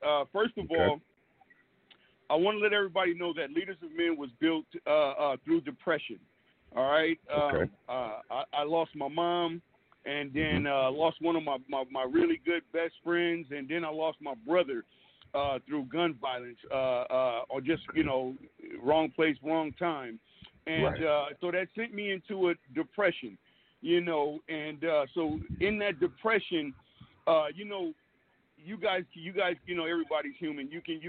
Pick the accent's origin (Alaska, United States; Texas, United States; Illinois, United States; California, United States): California, United States; Oakland; born there; also born or lived in San Diego / Brooklyn; now in Fairfield, United States; I'm out of Fairfield, California. I was born in Oakland, California. Lived in Oakland for a while. Lived in San Diego.